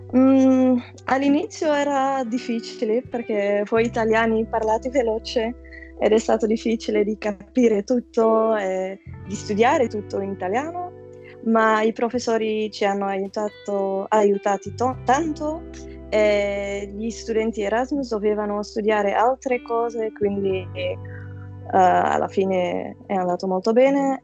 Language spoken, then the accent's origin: Italian; Flanders, Belgium; Italian is a second language; also born or lived in Antwerp; sono dal Belgio, vivo ad Anversa